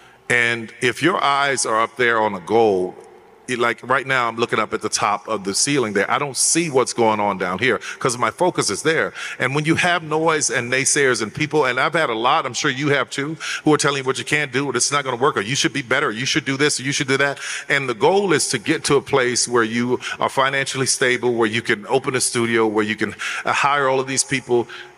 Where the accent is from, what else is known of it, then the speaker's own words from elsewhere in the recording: New Orleans, Louisiana, United States; I'm a guy from the Third Ward in New Orleans, and I can scrap with the best of them.